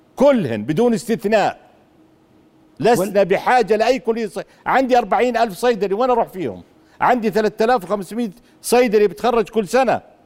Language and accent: Arabic; Madaba, Madaba Governorate, Jordan; روحت من من من السابع على مدينتي في مادبه